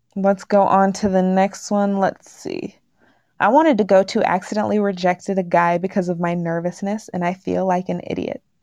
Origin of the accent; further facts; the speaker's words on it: Washington, United States; also born or lived in Texas; telling people that I come from Texas, I always get the comment of, "Oh, you don't have an accent." Then it's like, "Because I grew up in Washington."